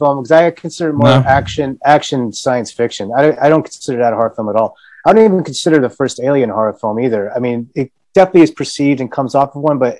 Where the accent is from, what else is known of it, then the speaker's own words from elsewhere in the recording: New York, United States; now in Los Angeles, United States; I come from New York